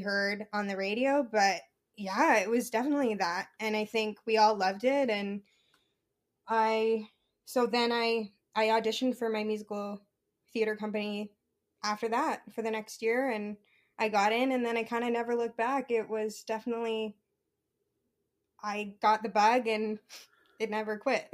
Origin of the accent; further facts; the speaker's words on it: Regina, Saskatchewan, Canada; it was so nice to be able to do that show in my hometown.